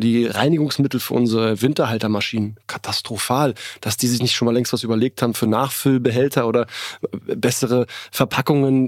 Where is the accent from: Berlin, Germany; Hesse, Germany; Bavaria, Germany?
Berlin, Germany; ich bin in Berlin geboren